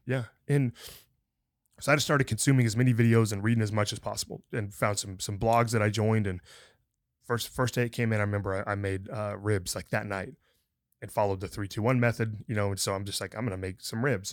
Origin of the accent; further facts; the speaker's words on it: the North, United States; now in Texas, United States; I grew up in the North